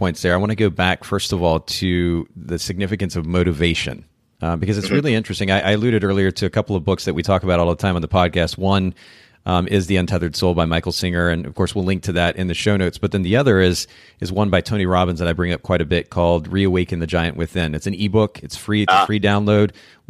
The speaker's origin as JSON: {"language": "English", "country": "Japan", "tie": "born or raised there", "said": "I grew up in Japan, for those who aren't familiar with that."}